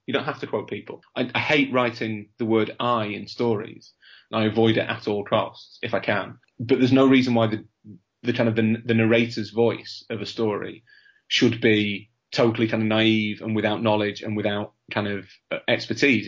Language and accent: English; Leeds, Yorkshire and the Humber, United Kingdom; I'm from Leeds